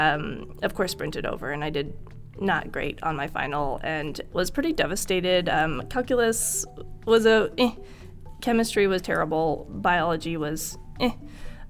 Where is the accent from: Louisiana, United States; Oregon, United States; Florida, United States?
Oregon, United States; moved away as an adult; also born or lived in New Mexico / Idaho; now in Tucson, United States; I was born in New Mexico. And I moved to Oregon when I was 11, so Oregon is home for me